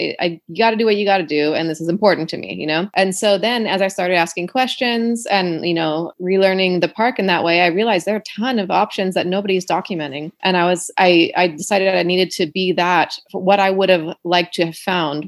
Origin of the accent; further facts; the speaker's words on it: Ohio, United States; I remember like my senior year of high school, like I grew up in Ohio. And so like everyone was like, I'm going to Daytona Beach for spring break.